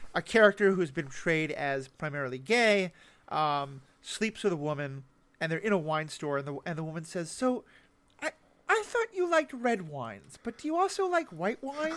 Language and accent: English; New York City, New York, United States; the New York City I grew up